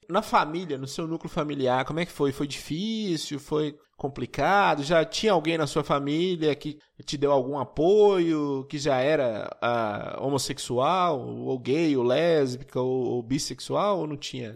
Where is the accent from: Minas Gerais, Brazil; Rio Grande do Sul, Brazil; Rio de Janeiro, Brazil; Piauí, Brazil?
Minas Gerais, Brazil; Monte Azul; eu sou de Monte Azul